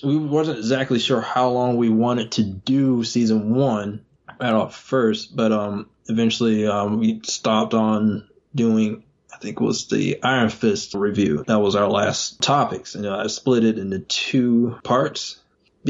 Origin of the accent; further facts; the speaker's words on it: Georgia, United States; moved away as an adult; now in North Carolina, United States; I was originally from Georgia, and me and my wife, we moved up here in North Carolina